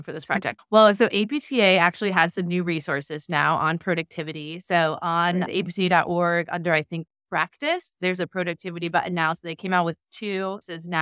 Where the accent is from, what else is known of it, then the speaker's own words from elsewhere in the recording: Cleveland, Ohio, United States; now in Cincinnati, United States; I'm from Cleveland